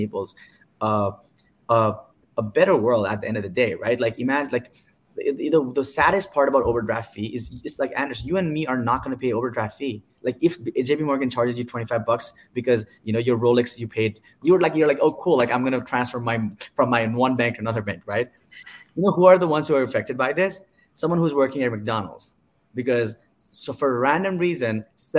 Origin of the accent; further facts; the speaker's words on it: Nepal; moved away; I'm from Nepal